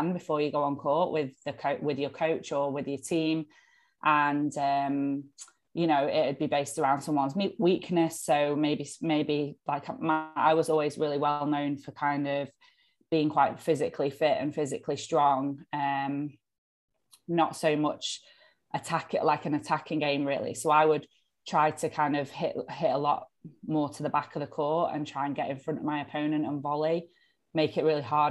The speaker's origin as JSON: {"language": "English", "country": "United Kingdom", "said": "being a British squash player"}